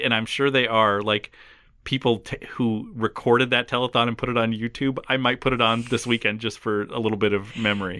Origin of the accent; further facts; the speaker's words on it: Minnesota, United States; growing up in Minnesota, the first day of school was always the day after Labor Day